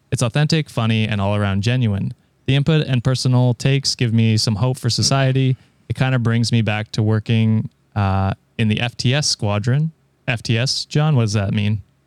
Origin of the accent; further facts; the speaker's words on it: Canada; I'm Canadian